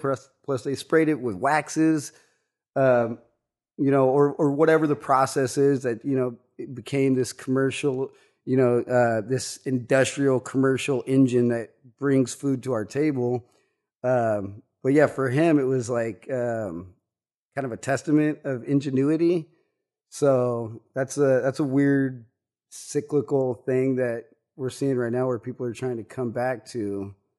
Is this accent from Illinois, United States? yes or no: no; Kansas, United States; growing up in Kansas, uh, my grandpa was a beekeeper